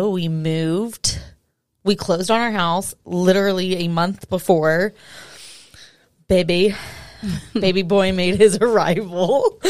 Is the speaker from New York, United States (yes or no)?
no; Arkansas, United States; also born or lived in South Carolina; I was born and raised in Arkansas. I do like to have the disclaimer that I left to go to South Carolina for a couple years. so I did escape, but I came back.